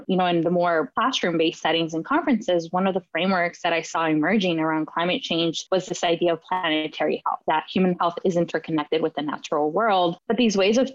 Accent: Arizona, United States; I'm Latina and my parents are from Mexico. And so even though I grew up in Arizona

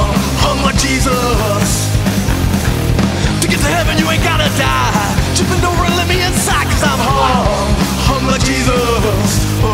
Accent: Poland; I'm from Poland. Isn't that weird?

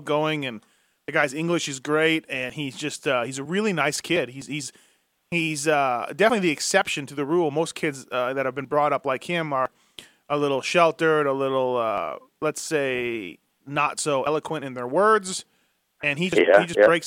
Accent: Manitoba, Canada; I'm from Manitoba. And funnily enough, I know I grew up racing against your brother in Saskatchewan

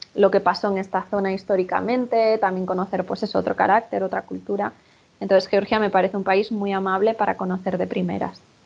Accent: Spain; soy española.

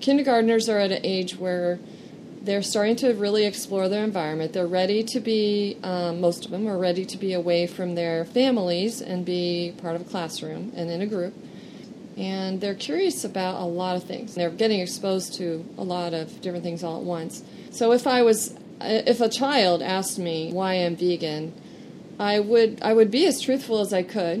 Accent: Encinitas, California, United States; also born or lived in Idaho; I was raised in Encinitas, California, by an engineer

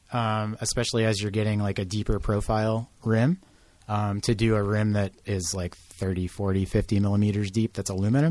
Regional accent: Boston, Massachusetts, United States; moved away as an adult; also born or lived in New Mexico / Portland; I'm originally from Boston, but I moved to New Mexico when I was 29 or 30

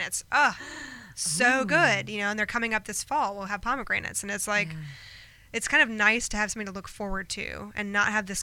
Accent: North Carolina, United States; now in Charleston, United States; I'm from North Carolina originally

